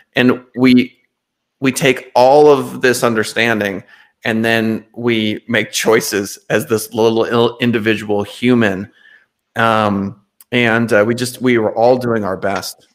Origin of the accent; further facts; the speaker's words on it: North Dakota, United States; I'm from North Dakota